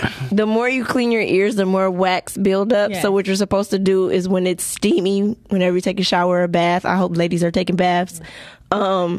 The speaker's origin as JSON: {"language": "English", "town": "Detroit", "region": "Michigan", "country": "United States", "said": "I'm from Detroit."}